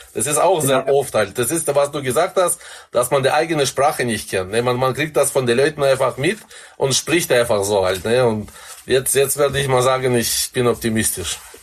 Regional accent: Kazakhstan; moved away as an adult; now in Germany; ich bin 20 Jahre in Kasachstan aufgewachsen

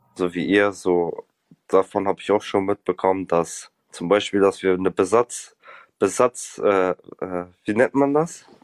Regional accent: Bremen, Germany; Ich bin, ich, ich bin hier aufgewachsen, also ich bin hier geboren, aufgewachsen

